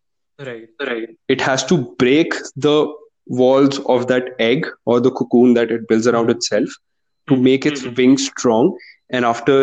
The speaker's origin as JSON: {"language": "English", "country": "India", "said": "Indian parenting"}